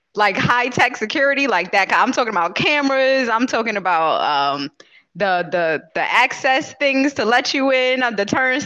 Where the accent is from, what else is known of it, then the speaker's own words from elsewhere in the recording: New York City, New York, United States; I'm from Queens, New York. So I'm a New Yorker, perpetual New Yorker.